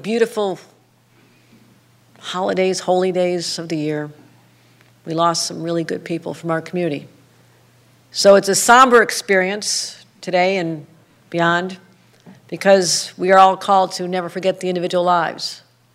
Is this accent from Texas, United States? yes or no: no; Buffalo, New York, United States; it's been a really tough year for my hometown.